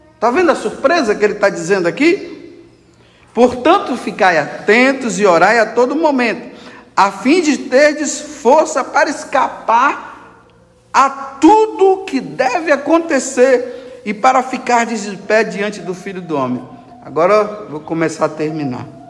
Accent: Brazil; Eu sou brasileiro.

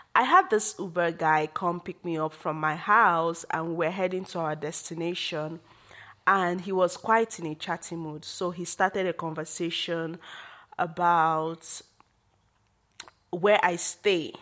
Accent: Nigeria; as a Nigerian woman

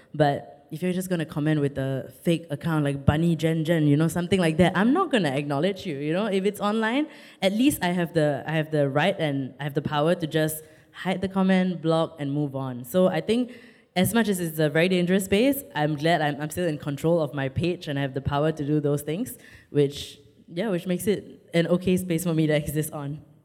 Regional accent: Singapore; I'm Singaporean.

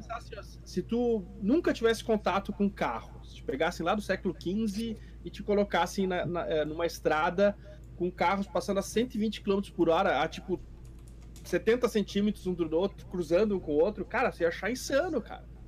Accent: Rio Grande do Sul, Brazil; moved away; also born or lived in Porto Alegre; eu sou gaúcho

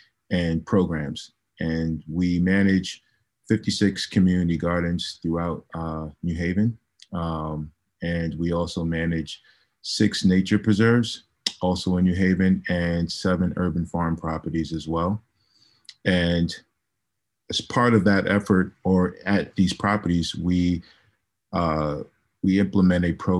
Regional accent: New York City, New York, United States; moved away as an adult; also born or lived in Connecticut; now in New Haven, United States; I'm originally from New York City. I moved to Connecticut 10 years ago. I grew up in the Bronx.

